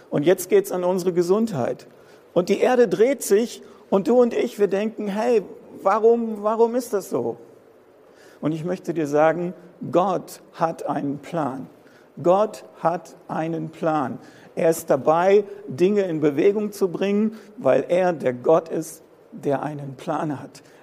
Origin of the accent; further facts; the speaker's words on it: Germany; Wir als Deutsche sind so ein bisschen so die Sicherheitsexperten auf dieser Welt.